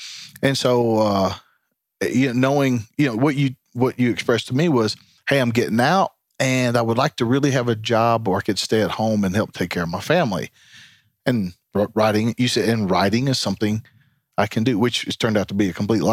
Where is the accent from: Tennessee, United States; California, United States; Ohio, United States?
Tennessee, United States; Tennessee's home.